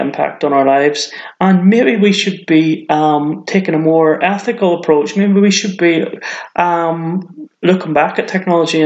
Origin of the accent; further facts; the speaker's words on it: Northern Ireland, United Kingdom; now in Cheshire, United Kingdom; I'm not from England. I'm originally from Northern Ireland, but I've been living here for quite a while, so I suppose it's kind of my home now.